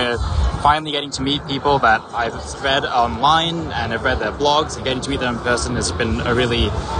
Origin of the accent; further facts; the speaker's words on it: near Philadelphia, Pennsylvania, United States; I am from Pennsylvania, near Philly.